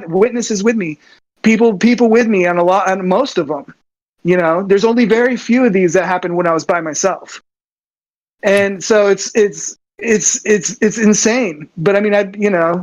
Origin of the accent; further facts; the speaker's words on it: Southern California, United States; as a young kid growing up in Southern California